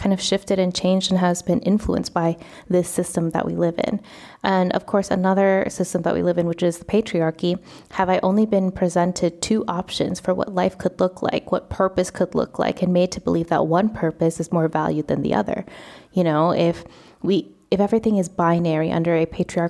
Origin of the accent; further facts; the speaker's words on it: United States; moved away as an adult; now in Spain; I am Vietnamese American, I'm first generation